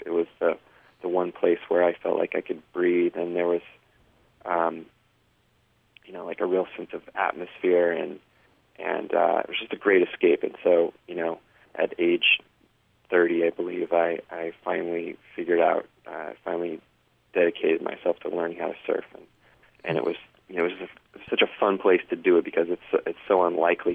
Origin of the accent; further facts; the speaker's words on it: San Diego, California, United States; moved away; also born or lived in Denver, Colorado / New York City; I grew up in San Diego, which is really you know one of the best places in the country to surf